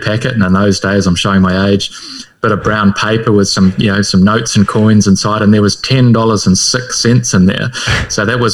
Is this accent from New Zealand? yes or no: yes; Whakatane, Bay of Plenty, New Zealand; accent: Kiwi; I come from Whakatane.